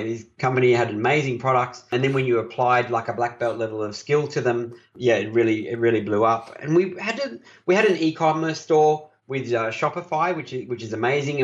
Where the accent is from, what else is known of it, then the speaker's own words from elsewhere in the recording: Australia; I'm an Aussie